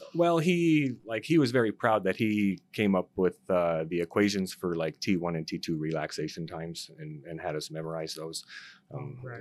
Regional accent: North Dakota, United States; moved away as an adult; now in Arizona, United States; I'm originally from North Dakota, um, born and raised there. I came to uh, Arizona to uh, attend college

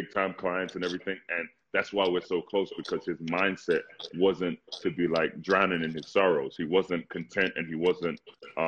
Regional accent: London, United Kingdom; also born or lived in Ghana; now in United States; when I was running track growing up in London

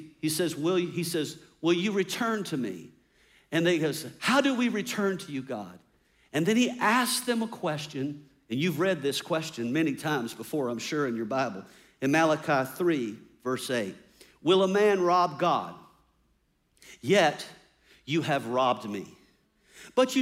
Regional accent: United States; as American independent people

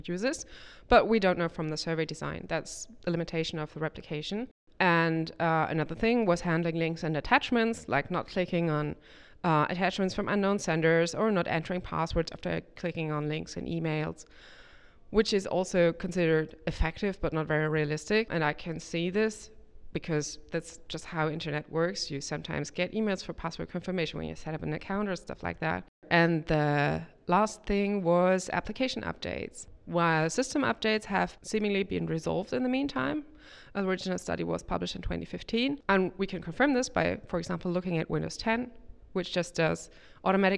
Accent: Germany; I'm from Germany, from the University of Bonn

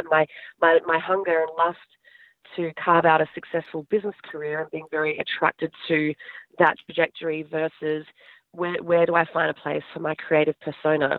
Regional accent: Adelaide, South Australia, Australia; moved away as an adult; now in United States; I grew up in Adelaide, South Australia

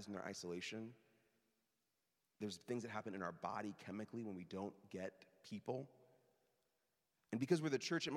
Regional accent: Midwest, United States; moved away; I'm from the Midwest

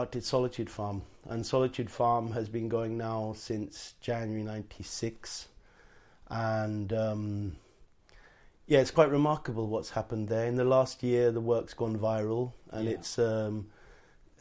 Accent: Portsmouth, South East England, United Kingdom; moved away as an adult; also born or lived in Wiltshire / Petersfield, Hampshire; now in Auroville, India; I'm a Brit, actually, like yourself. Born in Wiltshire and grew up in Portsmouth

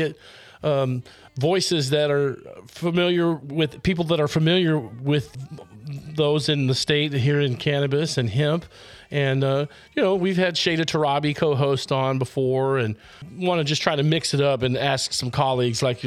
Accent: Texas, United States; also born or lived in Longmont, Colorado; I was born in Longmont, Colorado myself, raised in Texas.

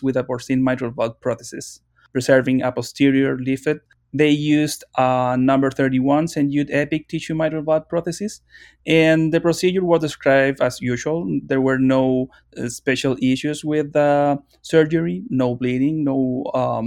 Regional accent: Chile; moved away; I'm from Chile

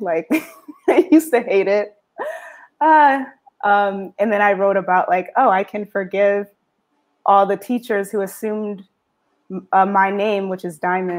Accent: New Haven, Connecticut, United States; born or raised there; also born or lived in Boston

